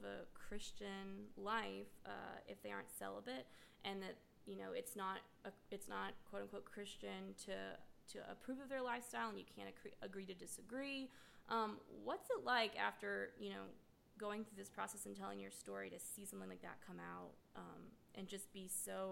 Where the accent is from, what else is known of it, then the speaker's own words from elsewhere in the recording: Mississippi, United States; I grew up in Mississippi.